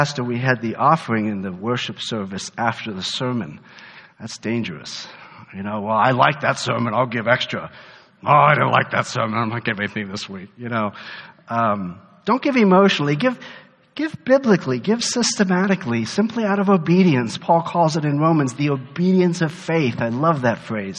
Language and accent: English; Germany; moved away; I grew up in Germany.